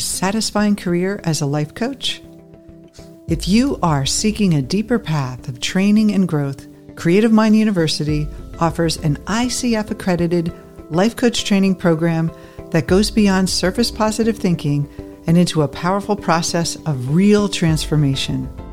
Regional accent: New Jersey, United States; moved away as an adult; also born or lived in Denver; I grew up in New Jersey

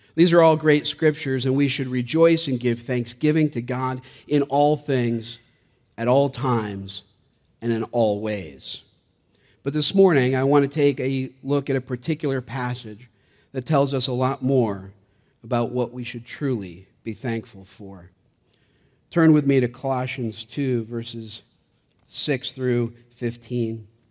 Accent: Gloversville, New York, United States; being born and raised in Gloversville, about an hour from

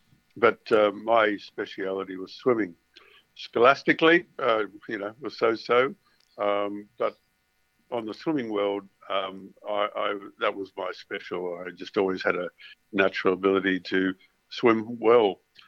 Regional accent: Ipswich, Queensland, Australia; also born or lived in London; I was born in Ipswich.

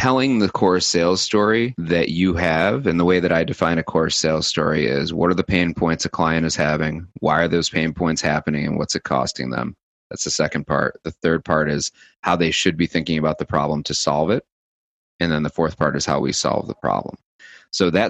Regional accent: New York City, New York, United States; being cynical as a New Yorker combined with my sales background

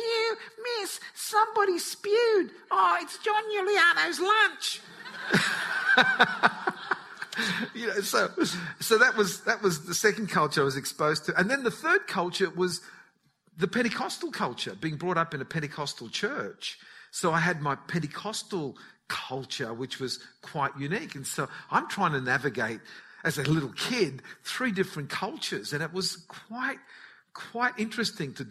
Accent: Newcastle, New South Wales, Australia; first language Italian; English is a second language; they were very much involved in the Italian community of Newcastle. And so all the neighbours spoke Italian. They'd go shopping and it was all Italian, all the friends that came around. So even though I was born in Australia, I couldn't speak English.

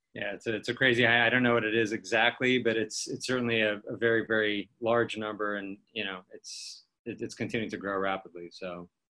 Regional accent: Beverly Hills, California, United States; I grew up in Beverly Hills.

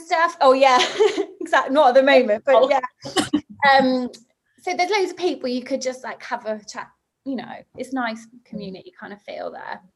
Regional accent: Somerset, South West England, United Kingdom; moved away; also born or lived in Bristol; where I grew up in Somerset

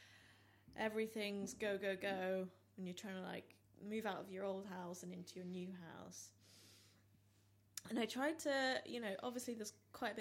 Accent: Staffordshire, West Midlands, United Kingdom; now in London, United Kingdom; growing up in Staffordshire

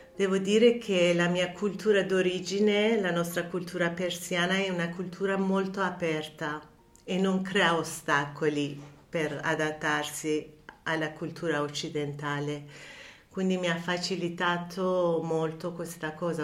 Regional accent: Tehran, Tehran Province, Iran; Italian is a second language; moved away as an adult; also born or lived in France; now in Italy; Sono nata e cresciuta a Teheran

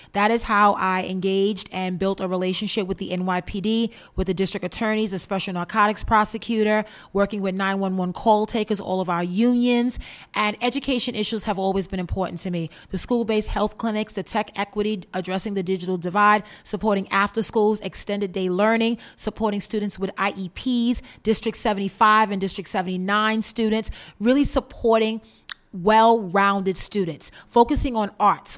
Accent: New York City, New York, United States; I was born and raised in Bed-Stuy, Brooklyn

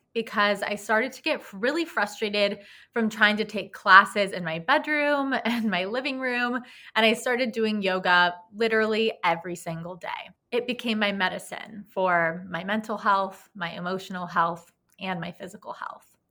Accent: Los Angeles, California, United States; also born or lived in New York; I was born and raised in Los Angeles, California, where I am presently living as of right now.

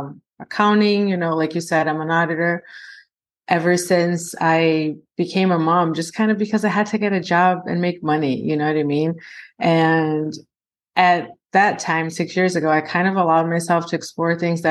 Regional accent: Brazil; now in United States; I'm originally from Brazil

